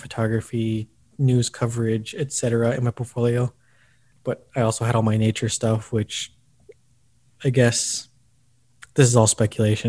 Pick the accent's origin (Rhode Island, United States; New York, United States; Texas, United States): Texas, United States; El Paso; moved away as an adult; now in Austin, United States; my hometown. Before this, I was at the El Paso Times